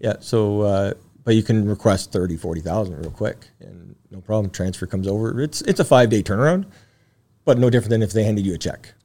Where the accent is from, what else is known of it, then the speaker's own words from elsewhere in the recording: Timmins, Ontario, Canada; We grew up in Northern Ontario, Timmins.